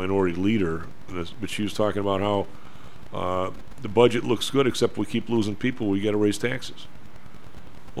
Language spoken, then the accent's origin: English; Evergreen Park, Illinois, United States; also born or lived in Chicago; I say I'm from Chicago because I am. That's where it was when I was real young, but then most of my years were actually in Evergreen Park, where across the street was Chicago.